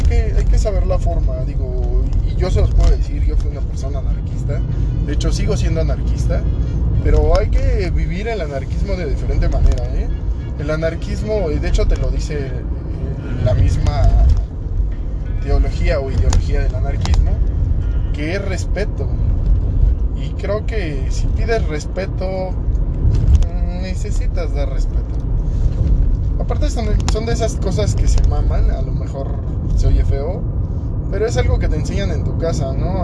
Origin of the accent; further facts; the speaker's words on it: Mexico; tengamos la certeza como mexicanos